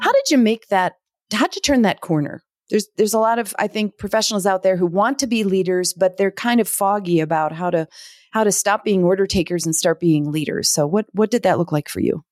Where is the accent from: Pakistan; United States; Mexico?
United States; Minneapolis, Minnesota; I'm I'm from the Twin Cities originally